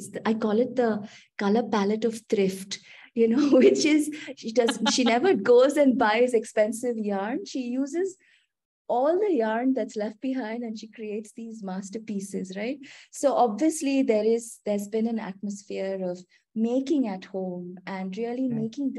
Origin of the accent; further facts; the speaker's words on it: Kolkata, West Bengal, India; also born or lived in Mumbai; So I was, Smriti, I was born in Calcutta. Amma and Appa were both bankers. So we've constantly sort of moved states. So I grew up in Calcutta.